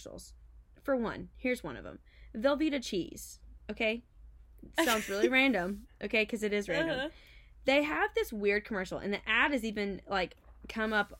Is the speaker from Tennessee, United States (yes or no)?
yes; Memphis, Tennessee, United States; I grew up in the Memphis area